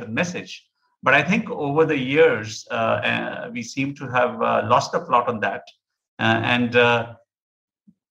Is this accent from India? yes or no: yes; Amritsar, Punjab, India; I was born in Amritsar, grew up in Amritsar